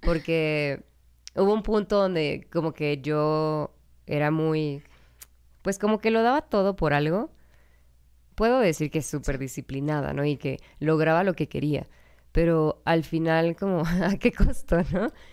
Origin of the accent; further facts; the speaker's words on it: Mexico; also born or lived in Canada / Brazil; soy de México